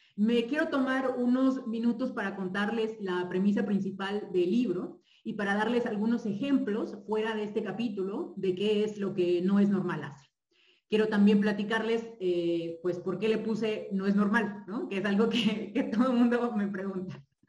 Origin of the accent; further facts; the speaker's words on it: Mexico; un país con tantos privilegios como el nuestro